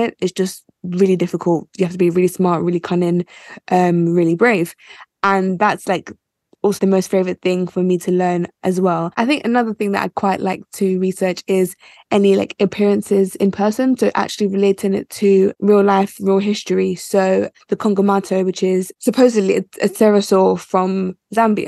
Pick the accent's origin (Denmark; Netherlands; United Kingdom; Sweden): United Kingdom; also born or lived in Nigeria; I was born in the UK.